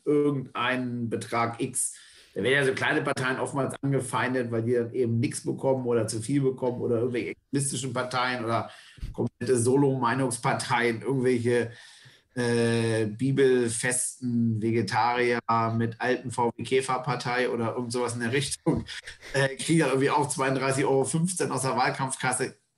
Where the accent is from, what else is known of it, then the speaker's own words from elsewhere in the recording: Northern Germany, Germany; ich bin auch aus Norddeutschland, kernig bis fest Norddeutsch